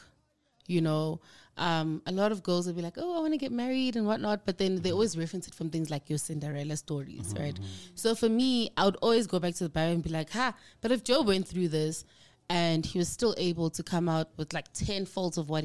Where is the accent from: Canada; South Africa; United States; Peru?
South Africa; Johannesburg, Gauteng; I was born and bred in Johannesburg.